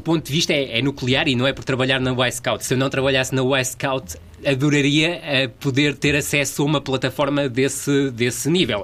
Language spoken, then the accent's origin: Portuguese; Vila do Conde, Norte, Portugal; como sou natural de Vila de Conde, havia essa proximidade e eu morava mesmo ao lado do estádio da Avenida